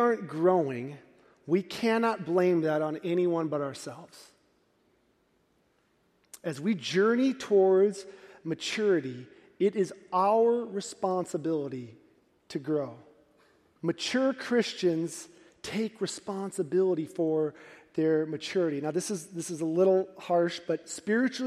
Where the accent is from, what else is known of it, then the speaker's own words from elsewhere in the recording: Midwest, United States; We're from the Midwest